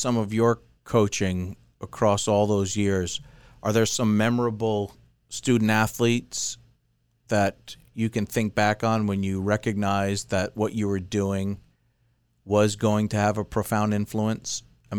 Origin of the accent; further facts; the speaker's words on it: southern Massachusetts, United States; growing up in southern Massachusetts and having gone to college up and around the Boston area